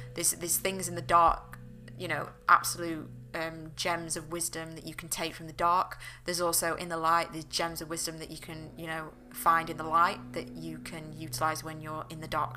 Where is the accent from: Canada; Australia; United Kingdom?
United Kingdom; the north of England; I'm from England. I'm from up north